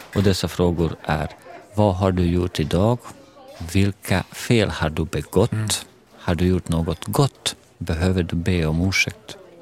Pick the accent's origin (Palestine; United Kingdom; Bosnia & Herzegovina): Bosnia & Herzegovina; now in Sweden; Jag kommer från Bosnien, ex-Jugoslavien